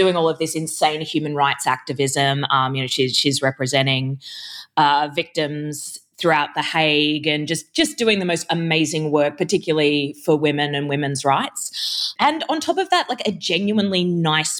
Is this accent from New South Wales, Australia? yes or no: no; Brisbane, Queensland, Australia; also born or lived in Sydney; I grew up in a suburb called Zilmere in Brisbane, which was a housing commission estate.